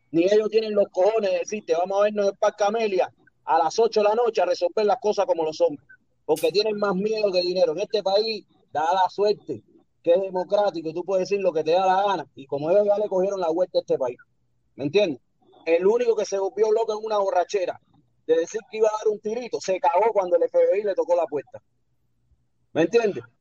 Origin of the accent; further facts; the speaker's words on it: Cuba; Yo soy cubano.